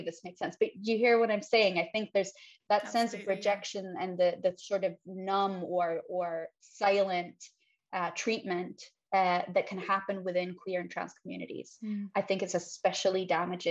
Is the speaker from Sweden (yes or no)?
yes; Sweden; first language Swedish; English is a second language; So I'm born and raised in Sweden.